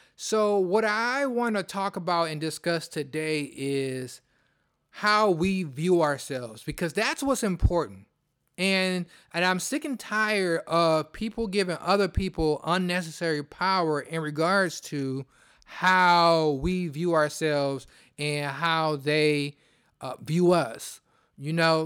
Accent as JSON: {"language": "English", "town": "Detroit", "region": "Michigan", "country": "United States", "said": "I'm from Detroit."}